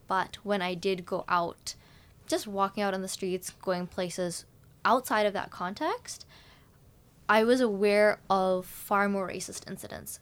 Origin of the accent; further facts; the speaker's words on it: Vancouver, British Columbia, Canada; now in Victoria, Canada; my life in Vancouver, where we lived for nine years